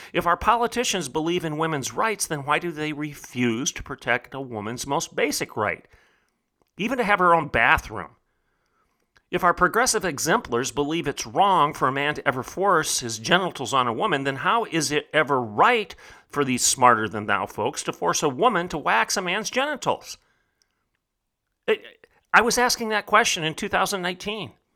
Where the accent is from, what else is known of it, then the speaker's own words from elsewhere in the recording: Bartlesville, Oklahoma, United States; my hometown, in the heartland of America, the reddest of red states, in Oklahoma